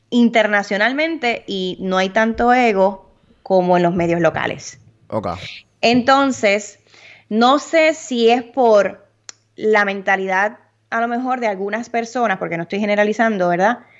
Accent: United States; also born or lived in Puerto Rico; yo nací en Estados Unidos, me he criado en Estados Unidos, he estado siempre viajando aquí y allá

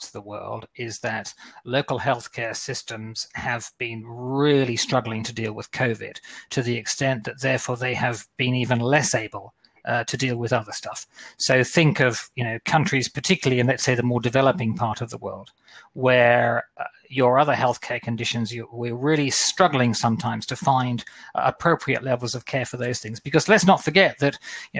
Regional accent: Australia; moved away; I'm an Aussie. At some stage, I want to get back home for Christmas, I'm hoping. But at the moment, if I go back home to Australia

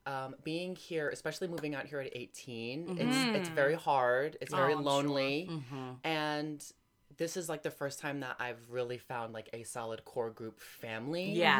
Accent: New Jersey, United States; now in California, United States; New Jersey.

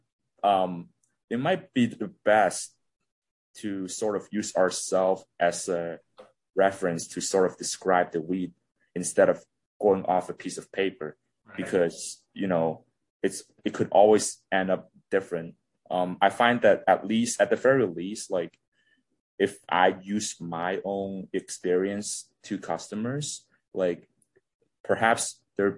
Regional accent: Hong Kong; now in Toronto, Canada; I'm originally from Hong Kong. Now I'm living in Toronto

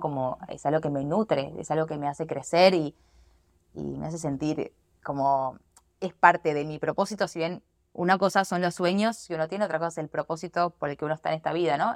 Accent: Argentina; moved away; Yo soy de Argentina

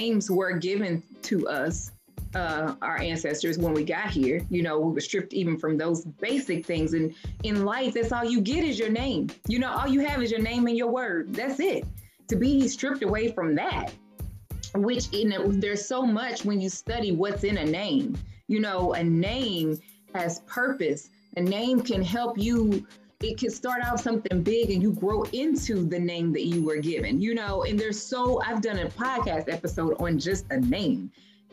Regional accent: Louisville, Kentucky, United States; moved away; Cause I'm from Louisville too

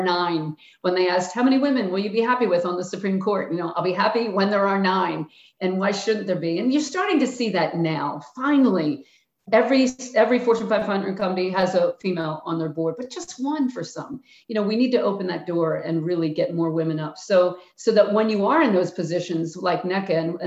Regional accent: Philadelphia, Pennsylvania, United States; I'm from Philly

